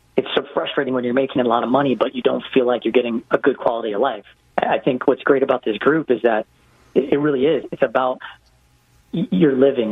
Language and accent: English; Hawaii, United States; also born or lived in West Coast; now in Atlanta, United States; I grew up in Hawaii